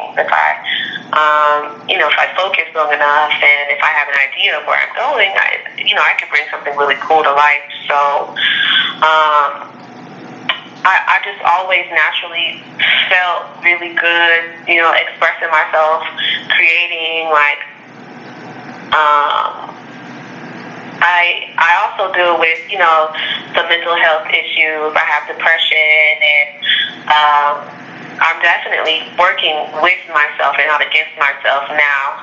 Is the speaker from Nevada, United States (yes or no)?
yes; Las Vegas, Nevada, United States; I was born in Las Vegas.